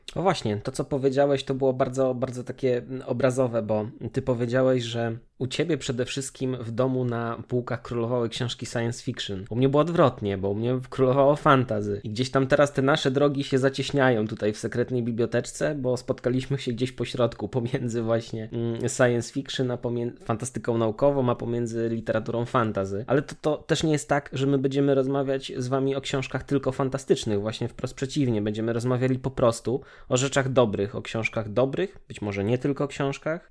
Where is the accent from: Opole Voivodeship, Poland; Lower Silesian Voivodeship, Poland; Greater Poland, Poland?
Lower Silesian Voivodeship, Poland; Oleśnica; Pochodzę z miasta zwanego Oleśnicą, która leży w niedalekim sąsiedztwie Wrocławia